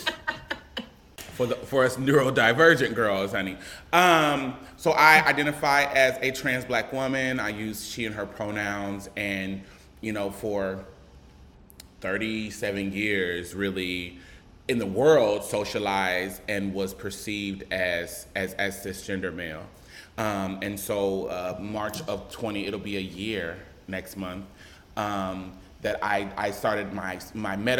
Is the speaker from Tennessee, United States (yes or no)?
no; Omaha, Nebraska, United States; I am born and raised in Omaha, Nebraska.